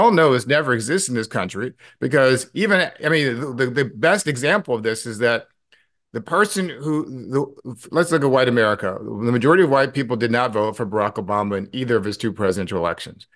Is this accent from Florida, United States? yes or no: yes; Clearwater, Florida, United States; also born or lived in St. Louis, Missouri; I was born in Saint Louis, Missouri, went to high school in Clearwater, Florida